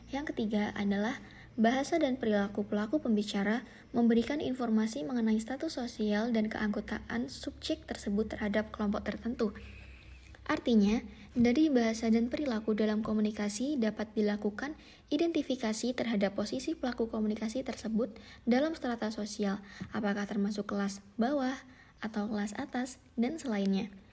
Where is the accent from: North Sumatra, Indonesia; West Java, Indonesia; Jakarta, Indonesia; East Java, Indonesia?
East Java, Indonesia; Surabaya; accent: Surabaya; Contohnya adalah saya sebagai orang Surabaya yang memiliki aksen atau gaya bicara yang lebih kasar, yang lebih keras dibandingkan orang Yogyakarta